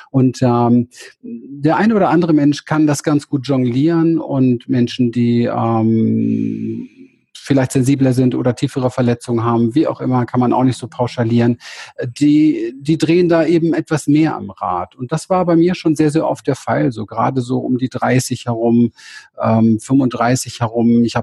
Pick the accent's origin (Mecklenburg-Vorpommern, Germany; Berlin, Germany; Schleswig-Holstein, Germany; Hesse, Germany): Berlin, Germany; Also ich bin in Berlin aufgewachsen, um Hinterhof